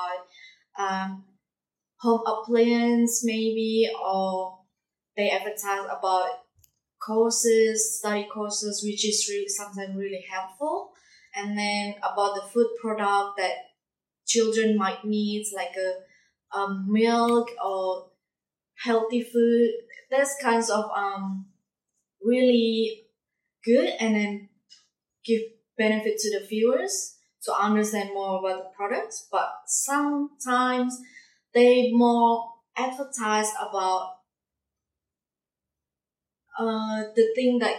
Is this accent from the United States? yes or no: no; Indonesia; English is a second language; now in Darwin, Australia; I'm from Indonesia